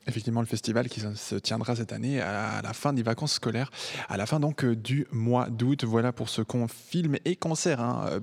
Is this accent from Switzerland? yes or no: yes; Switzerland; ici, chez nous en Suisse